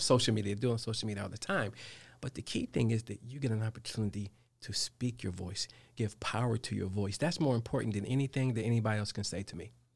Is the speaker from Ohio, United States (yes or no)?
yes; Dayton, Ohio, United States; now in Charlotte, United States; I'm from Dayton, Ohio